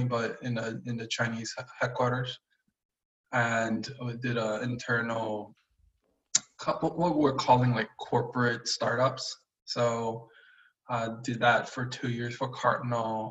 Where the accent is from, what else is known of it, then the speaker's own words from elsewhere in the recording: Brazil; moved away as an adult; also born or lived in China; I was born and raised in Brazil